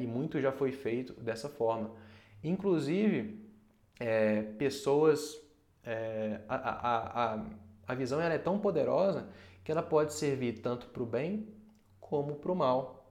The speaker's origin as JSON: {"language": "Portuguese", "country": "Brazil", "said": "enquanto brasileiro"}